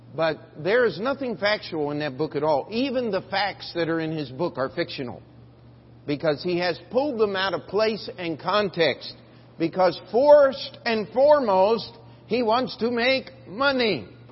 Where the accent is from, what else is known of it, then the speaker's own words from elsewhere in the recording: Maryland, United States; the church I grew up in in Maryland